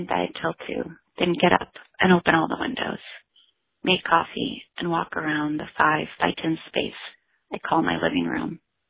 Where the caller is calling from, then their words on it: Santa Cruz, California, United States; I am calling from Santa Cruz, California.